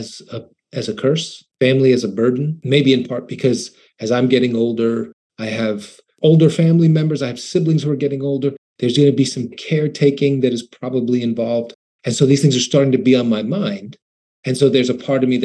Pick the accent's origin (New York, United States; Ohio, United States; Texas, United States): New York, United States; I'm just some New Yorker, some naive New Yorker